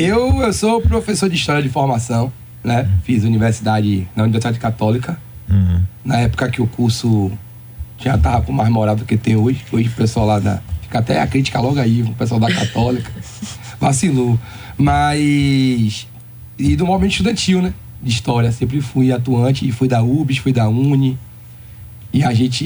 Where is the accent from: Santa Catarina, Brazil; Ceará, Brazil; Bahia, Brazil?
Bahia, Brazil; Salvador; Eu sou nascido e criado na cidade de Baixa também, né? Ali perto, sou do Uruguai